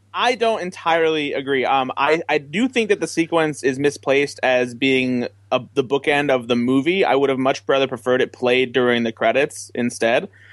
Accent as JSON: {"language": "English", "region": "Midwest", "country": "United States", "said": "I'm from the Midwest"}